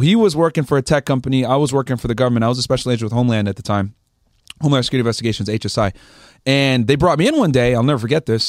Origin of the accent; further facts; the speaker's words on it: Connecticut, United States; moved away as an adult; also born or lived in Boston; now in Miami, United States; I grew up in Connecticut